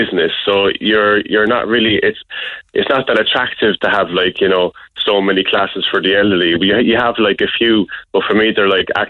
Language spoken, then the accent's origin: English; Ireland; being an Irish person